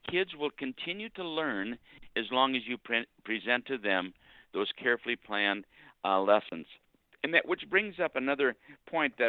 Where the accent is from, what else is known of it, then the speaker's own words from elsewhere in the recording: Bloomington, Minnesota, United States; I grew up in Bloomington, Minnesota